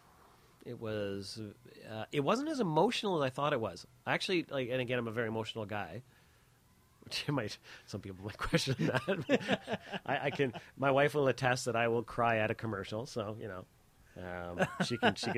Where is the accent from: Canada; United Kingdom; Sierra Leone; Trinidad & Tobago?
Canada; our DNA as a Canadian